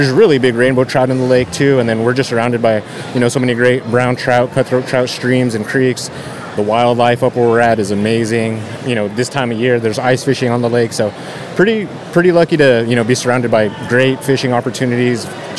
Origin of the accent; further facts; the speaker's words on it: Santa Fe, New Mexico, United States; now in Eagle Nest, United States; I'm from Santa Fe, New Mexico originally, so just a couple hours south of Eagle Nest. Born and raised in New Mexico, became obsessed with fly fishing as a teenager, and you know, got the chance to make the move up to Eagle Nest